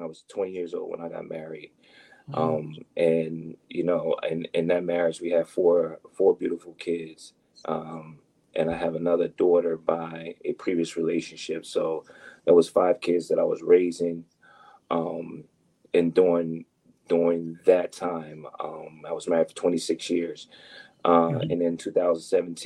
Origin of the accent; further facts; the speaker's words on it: Trenton, New Jersey, United States; also born or lived in Hamilton, New Jersey; I was born and raised in Trenton, New Jersey